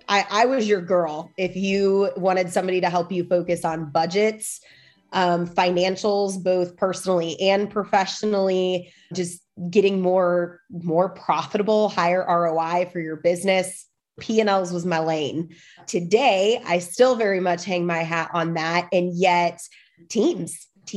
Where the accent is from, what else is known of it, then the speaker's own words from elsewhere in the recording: Midwest, United States; also born or lived in central Illinois; I am from the Midwest. I live in the absolute middle of nowhere in central Illinois.